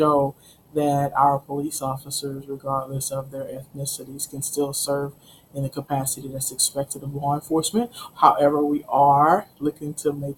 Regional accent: Houston, Texas, United States; now in Waco, United States; Born and raised in Houston. Like I said, Never thought I'd ever leave the city of Houston. Grew up in Sunnyside.

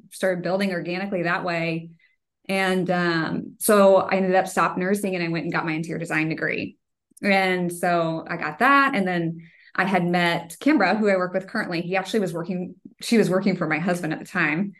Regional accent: Kansas City, United States; moved away as an adult; also born or lived in Denver, Colorado; I grew up in Kansas City and then we went to Denver for 10 years. And then I came back

